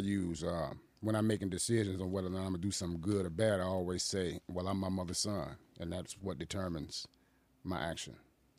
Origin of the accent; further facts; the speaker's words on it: Boston, Massachusetts, United States; also born or lived in Chicago; now in Aurora, United States; I'm originally from Boston, Massachusetts.